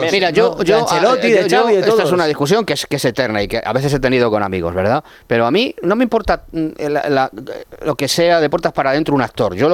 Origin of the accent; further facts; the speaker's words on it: Spain; eso me afecta como español.